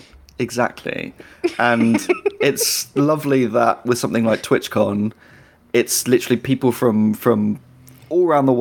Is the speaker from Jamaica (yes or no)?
no; United Kingdom; now in London, United Kingdom; I'm British